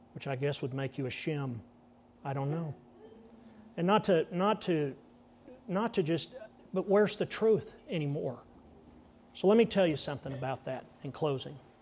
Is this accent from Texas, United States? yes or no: yes; Texas, United States; I said, "Yes, sir, I am." Did my accent give it away?